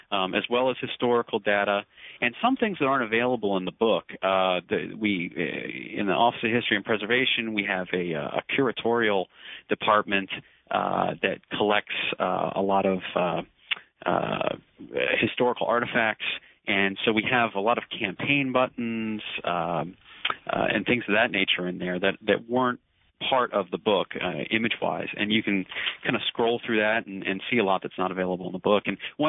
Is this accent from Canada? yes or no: no; Woodbury, New Jersey, United States; I was born in Woodbury, New Jersey, which is right across the Delaware River from Philadelphia. And we lived in southern New Jersey for 7 or 8 years.